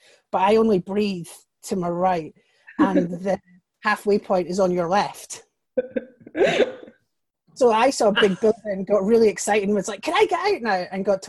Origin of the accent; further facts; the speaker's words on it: Scotland, United Kingdom; I live in Scotland. I'm from Scotland.